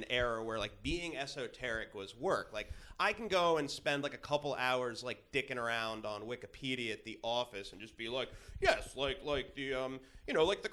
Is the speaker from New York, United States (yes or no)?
no; Lehigh Valley, Pennsylvania, United States; I grew up in the Lehigh Valley